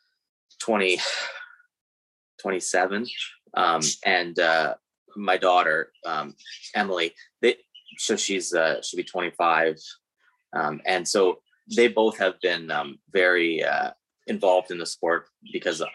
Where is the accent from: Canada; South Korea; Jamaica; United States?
Canada; Guelph, Ontario; I'm from Guelph.